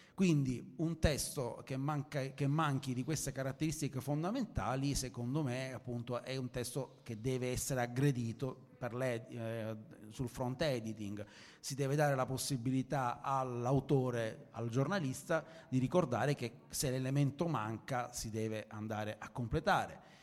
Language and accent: Italian; Sicily, Italy; io sono siciliano e sono abituato ai suc, sono abituato ai mercati, ai mercati confusionari